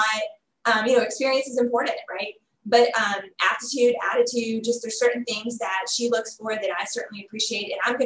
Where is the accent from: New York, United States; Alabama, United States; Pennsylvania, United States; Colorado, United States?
Alabama, United States; Huntsville; moved away as an adult; also born or lived in Auburn, Alabama; now in Little Rock, United States; I'm from Huntsville, Alabama, and had moved to Auburn for college, and had been there 17 years